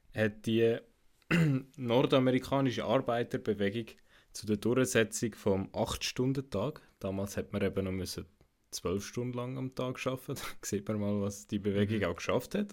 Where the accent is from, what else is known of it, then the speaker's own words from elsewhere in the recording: Zug, Switzerland; ich bin im Kanton Zug aufgewachsen